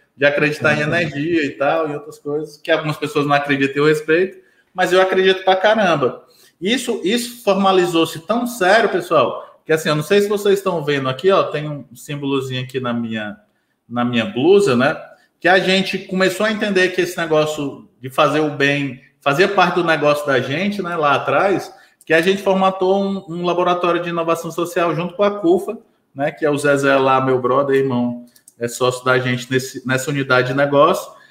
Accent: Ceará, Brazil; also born or lived in Fortaleza; now in Eusébio, Brazil; eu sou cearense

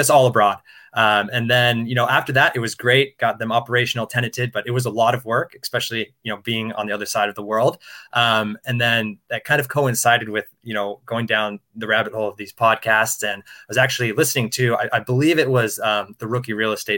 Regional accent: Denver, Colorado, United States; moved away as an adult; also born or lived in London; now in Singapore; I'm a U.S. citizen, born and raised in Denver, Colorado.

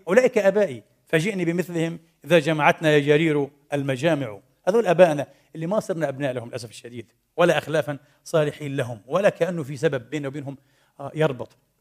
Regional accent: Palestine; now in Vienna, Austria; في خليل الرحمن عندنا في فلسطين

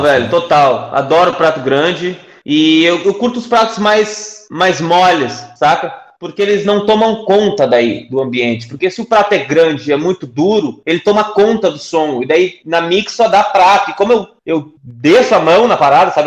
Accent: Porto Alegre, Rio Grande do Sul, Brazil; Porque é minha cidade natal

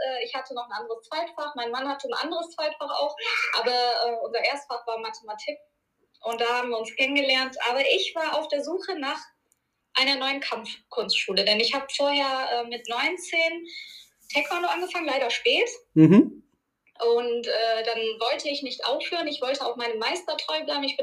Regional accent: Duisburg, North Rhine-Westphalia, Germany; kleine Korrektur, ich komme aus Duisburg.

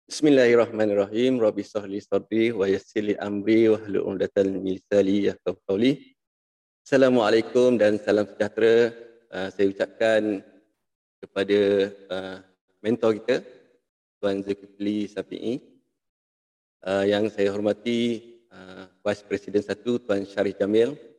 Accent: Muar, Johor, Malaysia; Saya berasal daripada Muar.

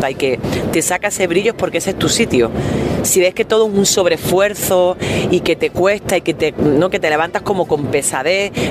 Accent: El Salvador; now in Spain; yo me vengo sola a este país a vivir, a trabajar y yo podría ahora mismo no estar aquí, estar en El Salvador

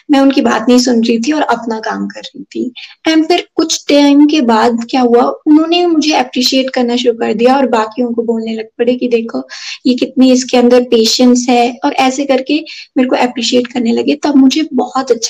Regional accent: Chamba, Himachal Pradesh, India; और मैं चंबा से हूँ

